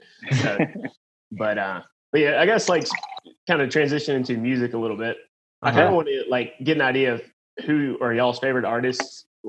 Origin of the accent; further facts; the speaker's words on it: Weldon, North Carolina, United States; it was in my hometown and there was like, it was at like a little distillery that's in Weldon, North Carolina.